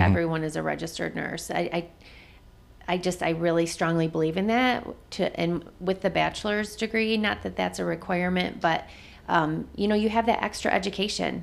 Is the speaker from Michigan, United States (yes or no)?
yes; Jackson, Michigan, United States; moved away as an adult; I am originally from Jackson, Michigan, which is about eighty miles south of here.